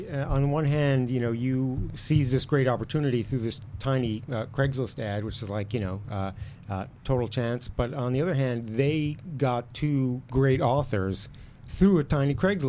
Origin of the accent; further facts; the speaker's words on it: New York City, New York, United States; also born or lived in Beverly Hills, California; now in Los Angeles, United States; I'm from New York City. I'm from Queens. I grew up in Queens.